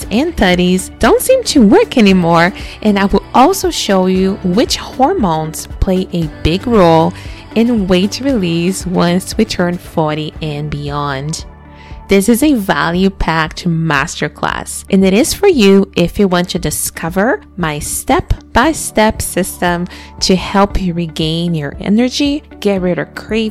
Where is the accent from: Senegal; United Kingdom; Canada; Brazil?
Brazil; growing up in Brazil, in a very dangerous country